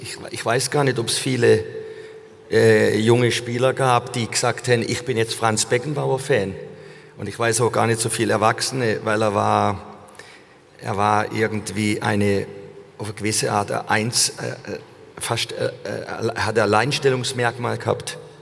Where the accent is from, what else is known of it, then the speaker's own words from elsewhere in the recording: Germany; dass ich ein Deutscher bin